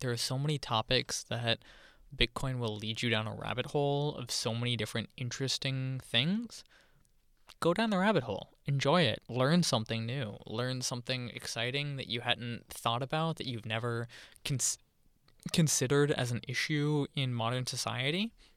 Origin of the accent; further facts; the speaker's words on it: Charlotte, North Carolina, United States; I grew up in Charlotte